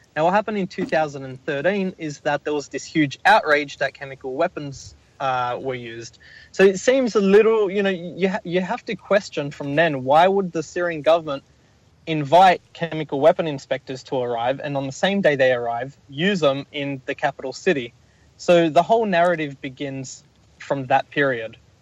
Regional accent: Australia; my home country in Australia

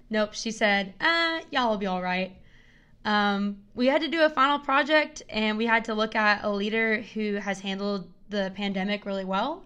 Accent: Knoxville, Tennessee, United States; I'm from Knoxville, and I've lived here my whole life

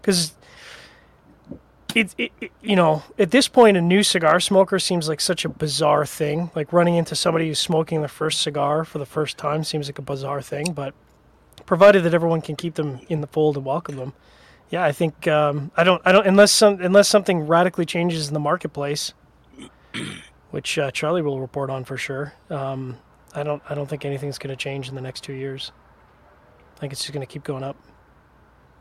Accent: Canada; I'm Canadian

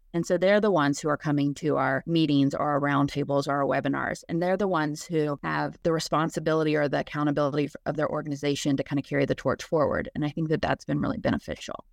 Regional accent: Lexington, Kentucky, United States; I'm actually from Lexington

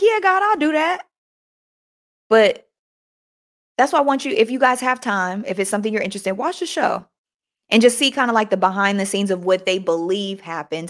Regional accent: United States; us Americans

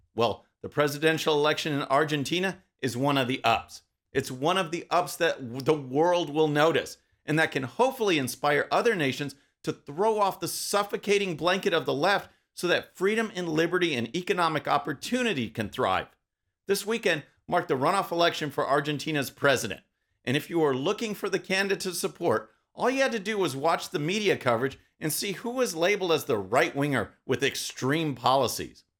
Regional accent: Texas, United States; my home state of Texas

